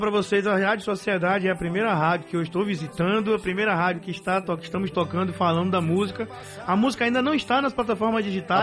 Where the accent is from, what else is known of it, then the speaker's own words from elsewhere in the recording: Bahia, Brazil; sertanejo daqui da Bahia